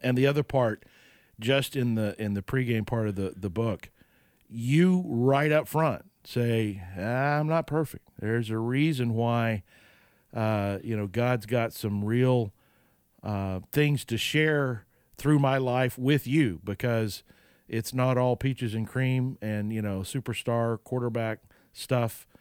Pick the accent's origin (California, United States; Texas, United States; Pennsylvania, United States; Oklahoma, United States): Oklahoma, United States; I grew up in Oklahoma